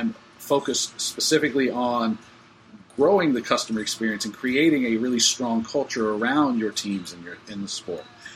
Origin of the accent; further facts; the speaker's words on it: United States; as an American